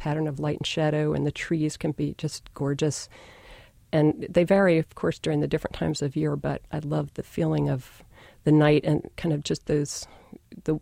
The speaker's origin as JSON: {"language": "English", "region": "North Carolina", "country": "United States", "tie": "born or raised there", "moved": "yes", "lives_now": "New York, United States", "said": "I grew up in North Carolina"}